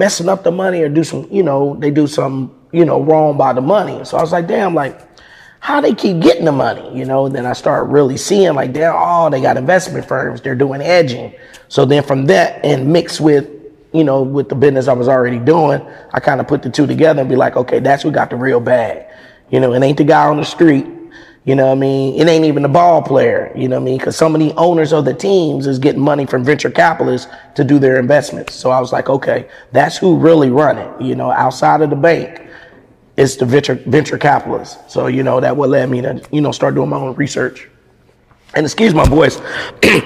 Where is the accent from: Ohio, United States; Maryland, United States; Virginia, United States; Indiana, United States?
Indiana, United States; Indianapolis; moved away as an adult; also born or lived in San Francisco Bay Area, California / Jackson, Mississippi / Brooklyn, New York; I'm originally from Indianapolis